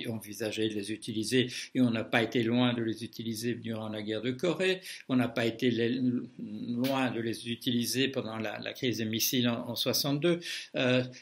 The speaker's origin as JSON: {"language": "French", "country": "Belgium", "tie": "born or raised there", "said": "je suis belge de naissance"}